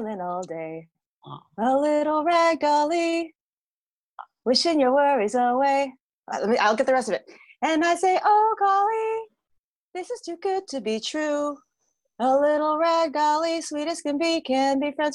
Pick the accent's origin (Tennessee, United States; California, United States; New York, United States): California, United States; Whittier; I grew up in Whittier, California. So I'm an LA native, one of the few.